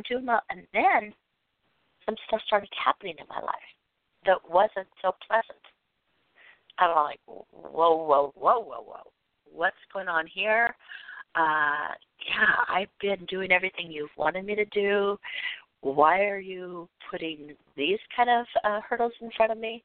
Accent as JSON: {"language": "English", "region": "West Coast", "country": "United States", "said": "I'm from the West Coast"}